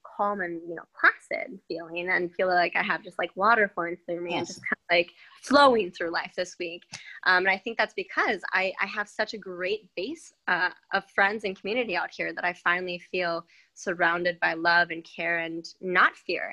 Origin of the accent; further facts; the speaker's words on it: Minnesota, United States; also born or lived in Wisconsin; I was born in Wisconsin. Then um, my dad was transferred to Minnesota, so then I was mainly raised there.